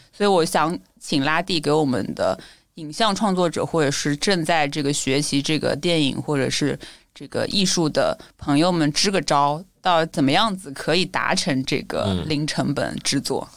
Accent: Shanghai, China; 其实是郊区长大的嘛，嗯，所以嗯。我一直 不觉得自己可能是上海人。嗯。然后我因为小时候一直在就家庭那边，然后上了大学也是在那个，就是也是在偏郊区的地方，嗯。其实没有在市中心

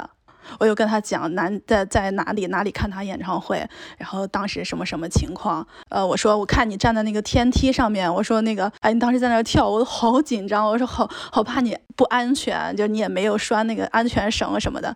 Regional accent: China; 他可能知道我是内地的，然后他他说来讲普通话，我识听的，然后我就开始转成普通话

